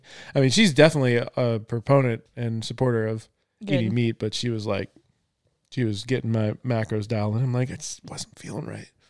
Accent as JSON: {"language": "English", "town": "Topanga", "region": "California", "country": "United States", "tie": "born or raised there", "said": "in my hometown, Topanga?"}